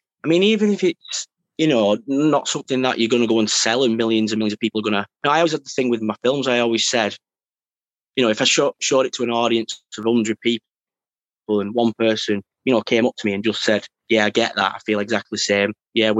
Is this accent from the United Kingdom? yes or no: yes; Wigan, North West England, United Kingdom; also born or lived in Shevington; pretty much Wigan town centre. So yeah, and then Scholes, Welly kind of area. So, you know, not wealthy areas, you know, grown up a lot on council